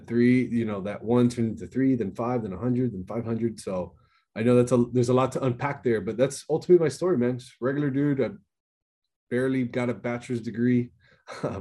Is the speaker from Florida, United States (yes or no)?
yes; Miami, Florida, United States; born and raised in Miami, Florida